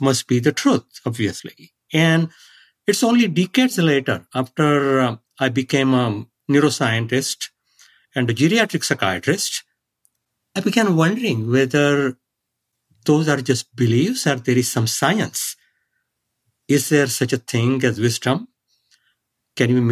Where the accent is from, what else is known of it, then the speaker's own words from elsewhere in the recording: India; now in San Diego, United States; I grew up in India